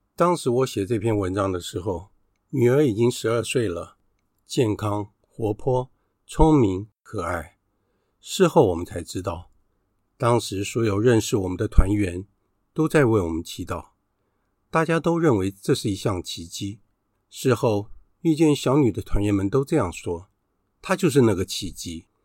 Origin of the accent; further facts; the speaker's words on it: Taiwan; 只有我们两个来自于台湾